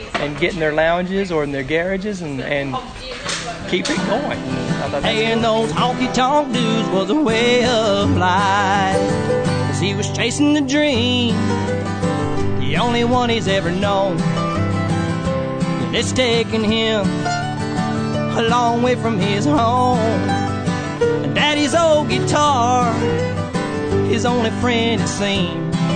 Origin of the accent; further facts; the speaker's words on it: Arkansas, United States; accent: hillbilly accent from Arkansas; now in Te Awamutu, New Zealand; my hillbilly accent from Arkansas